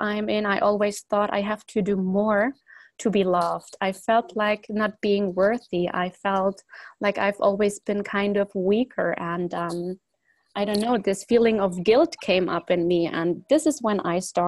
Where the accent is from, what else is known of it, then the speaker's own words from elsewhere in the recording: Germany; also born or lived in Poland; originally I was born in Poland, and but we, let's say when I was 2 or 3 years old, we moved to Germany, and it was me and the whole family